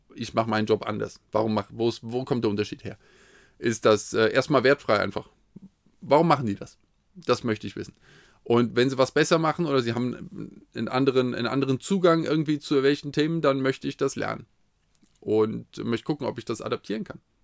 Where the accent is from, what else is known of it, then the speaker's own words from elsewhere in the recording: Hesse, Germany; als Hesse